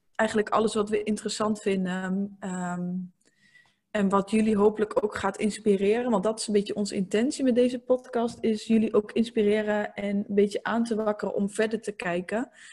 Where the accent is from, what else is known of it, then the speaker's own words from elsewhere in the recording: eastern Netherlands, Netherlands; ik kom uit het oosten van het land. Als je dat ook nog niet had gehoord, want ik heb ook een klein accent.